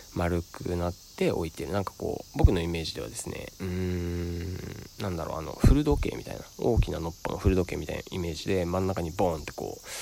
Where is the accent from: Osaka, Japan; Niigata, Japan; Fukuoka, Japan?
Niigata, Japan; Sado; moved away; 僕の故郷の佐渡島からお送りしております